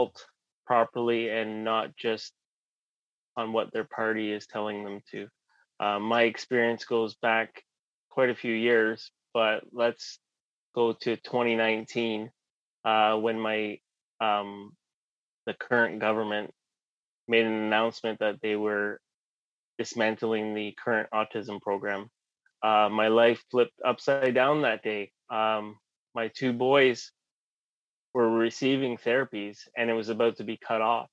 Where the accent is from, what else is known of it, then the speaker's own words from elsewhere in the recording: Clarington, Ontario, Canada; also born or lived in Oshawa, Ontario; I was born in Oshawa. Lived most of my life in Clarington, just north of Bowmanville